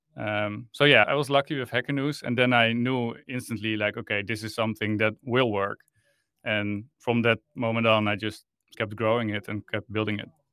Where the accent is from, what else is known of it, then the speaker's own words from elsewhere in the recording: Netherlands; I'm from the Netherlands. I live in Amsterdam